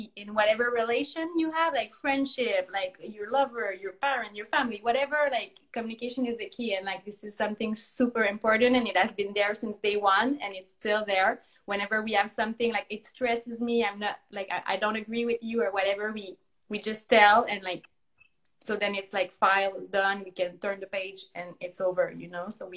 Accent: Quebec, Canada; first language French; English is a second language; we're from Quebec, Canada.

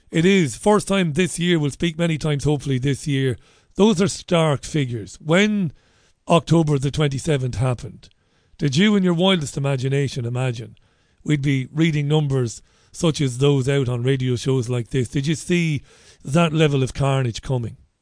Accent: Ireland; I'm an Irish guy

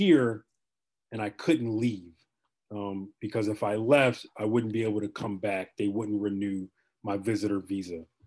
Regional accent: Chicago, Illinois, United States; moved away as an adult; also born or lived in Texas; now in Ontario, Canada; I am from Chicago originally

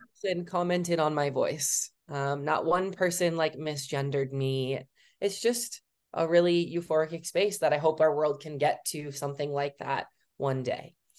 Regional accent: Wisconsin, United States; moved away as an adult; also born or lived in Colorado; I'm from Wisconsin, obviously.

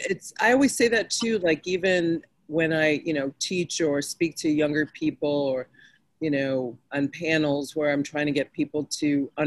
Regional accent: Rochester, New York, United States; moved away as an adult; also born or lived in Hartford, Connecticut / Virginia; So we moved to Rochester when I was two. That's where I grew up.

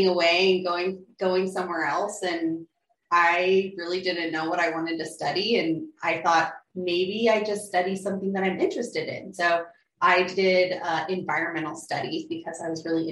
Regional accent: Alaska, United States; moved away as an adult; also born or lived in Hawaii; I grew up in Alaska. So, 19 years there I spent, growing up there

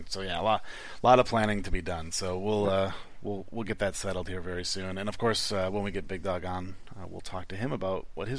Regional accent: United States; I'm obviously American

